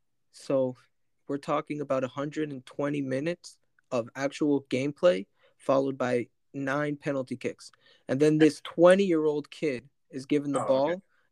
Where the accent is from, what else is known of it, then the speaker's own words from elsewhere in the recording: France; moved away; in my home country of France